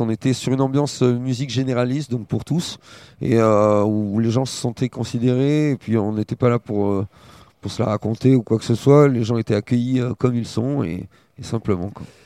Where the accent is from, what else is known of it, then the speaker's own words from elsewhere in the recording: Bassin d'Arcachon, Nouvelle-Aquitaine, France; also born or lived in Paris; moi, je suis issu du bassin d'Arcachon